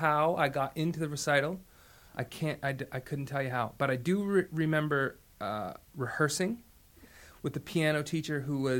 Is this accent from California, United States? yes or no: yes; Los Angeles, California, United States; also born or lived in Canada; I was born there in St. Joe's Hospital in an undisclosed year. And I grew up there a little bit, and I also grew up in Los Angeles.